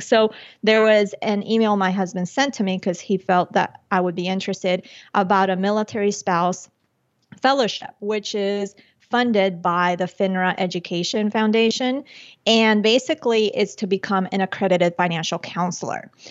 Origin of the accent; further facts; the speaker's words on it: Chía, Cundinamarca, Colombia; moved away; when I was born in Colombia and when I was little, my parents had, they had that entrepreneurial spirit. So they had, outside of, uh, Bogota, the capital, in a town called Chía, they had a restaurant slash discotheque